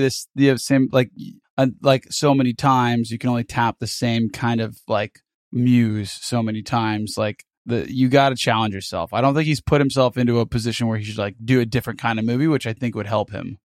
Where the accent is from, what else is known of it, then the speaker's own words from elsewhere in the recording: United States; as a American